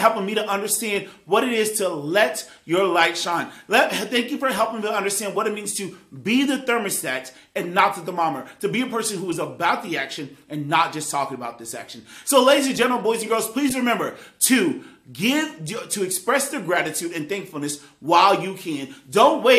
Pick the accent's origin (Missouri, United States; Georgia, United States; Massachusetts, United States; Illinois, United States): Illinois, United States; Centralia; those of you who are from my hometown of Centralia, Illinois